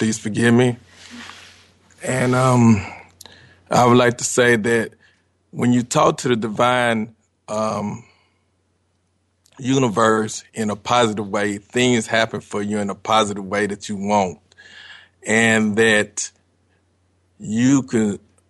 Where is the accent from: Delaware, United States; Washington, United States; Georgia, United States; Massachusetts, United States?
Georgia, United States; Atlanta; I'm from Atlanta, Georgia.